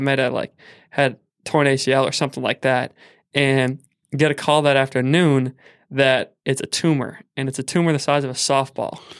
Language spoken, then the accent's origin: English; Saint Paul, Minnesota, United States; I was from Saint Paul